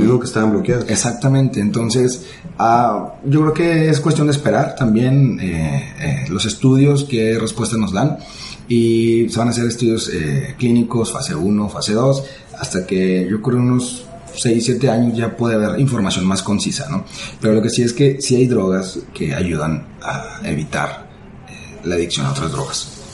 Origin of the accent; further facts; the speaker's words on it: Ciudad Juárez, Chihuahua, Mexico; En mi ciudad natal, en Ciudad Juárez